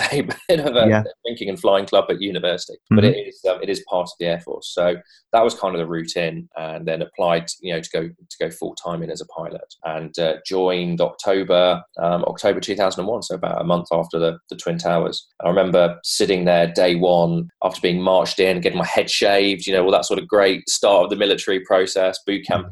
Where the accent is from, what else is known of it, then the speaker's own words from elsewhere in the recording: England, United Kingdom; moved away as an adult; also born or lived in South Africa; pretty isolated as an Englishman up there